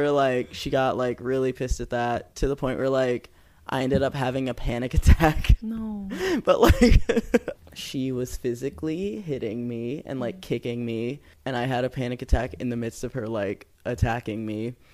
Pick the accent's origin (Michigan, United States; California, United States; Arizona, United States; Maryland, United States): California, United States; San Diego; I grew up in San Diego.